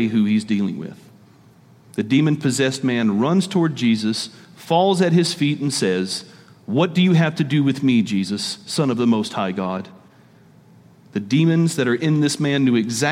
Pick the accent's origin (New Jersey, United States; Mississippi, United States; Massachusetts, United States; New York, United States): Mississippi, United States; I'm from Mississippi